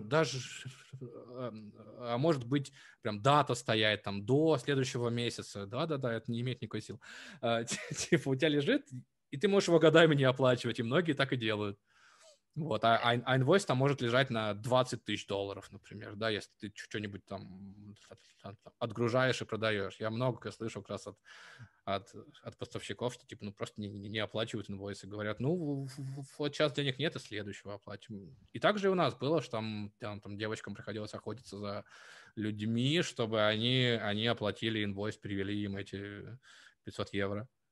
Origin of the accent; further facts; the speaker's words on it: Novosibirsk, Novosibirsk Oblast, Russia; moved away as an adult; also born or lived in Lithuania; я жил в детстве в Новосибирске